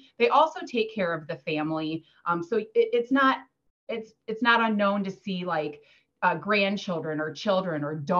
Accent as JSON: {"language": "English", "town": "Dubuque", "region": "Iowa", "country": "United States", "moved": "yes", "lives_now": "Iowa City, United States", "said": "I'm originally from Dubuque, Iowa"}